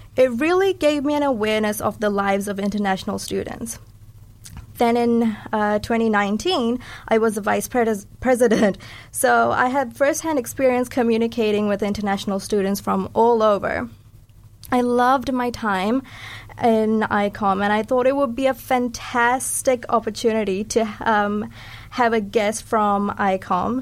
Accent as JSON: {"language": "English", "town": "Dunedin", "region": "Otago", "country": "New Zealand", "tie": "born or raised there", "also_born_or_lived": "Sri Lanka", "said": "I'm a Sri Lankan Kiwi. So, I was born in Sri Lanka and I came here at the age of eight. So, I've been raised here and consider New Zealand my home."}